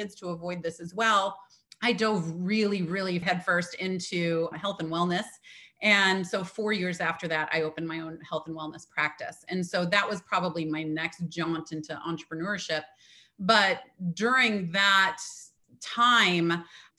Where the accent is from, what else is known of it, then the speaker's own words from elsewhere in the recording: Midwest, United States; now in Atlantic coast, United States; I am a girl from the Midwest that ended up in on the Atlantic coast here.